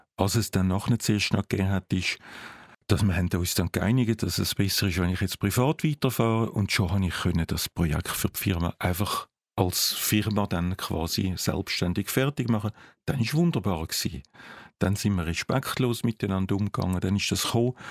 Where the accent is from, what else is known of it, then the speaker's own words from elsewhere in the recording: Zurich, Switzerland; ich als Zürcher